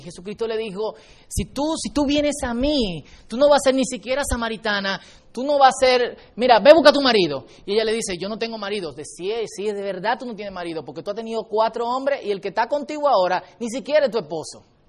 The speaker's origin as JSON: {"language": "Spanish", "country": "Dominican Republic", "said": "nosotros los dominicanos"}